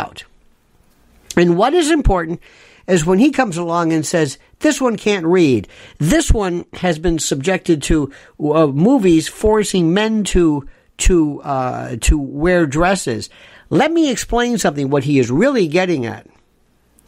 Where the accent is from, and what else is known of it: United States